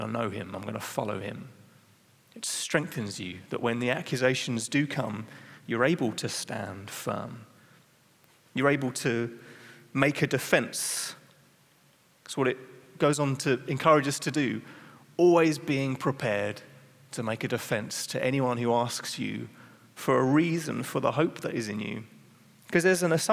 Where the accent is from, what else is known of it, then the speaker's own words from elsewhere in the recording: England, United Kingdom; I'm English, so in England, you're trained how to be polite